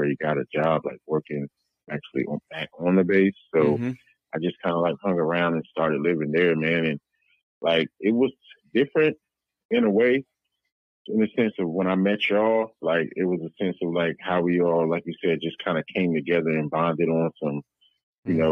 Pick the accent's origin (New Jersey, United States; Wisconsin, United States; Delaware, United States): Delaware, United States; moved away as an adult; now in Texas, United States; I'm from Delaware, so it's a little bit slower pace